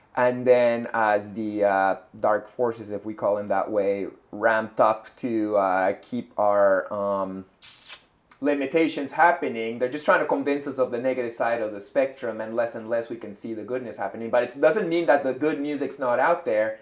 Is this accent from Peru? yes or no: yes; Peru; also born or lived in Ottawa; now in Montreal, Canada; I'm from Peru, you know, but, but I've lived here like 20 years